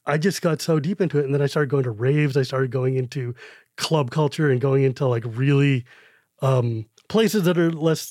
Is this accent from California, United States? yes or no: yes; California, United States; when I was growing up in California